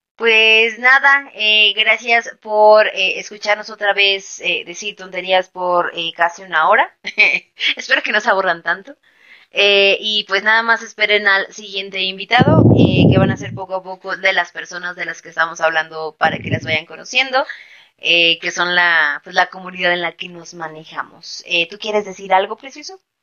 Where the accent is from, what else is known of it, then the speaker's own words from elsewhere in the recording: Mexico City, Mexico; yo soy de la Ciudad de México